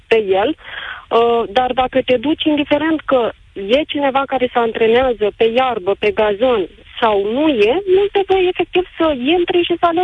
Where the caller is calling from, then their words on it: Galați, Galați County, Romania; Bună, sunt din Galați.